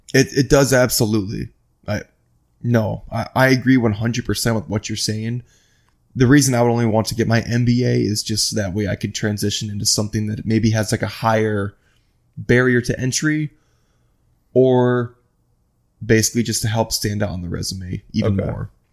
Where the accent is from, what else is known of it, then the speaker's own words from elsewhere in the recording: Iowa, United States; also born or lived in Midwest; now in West Palm Beach, United States; I'm from Iowa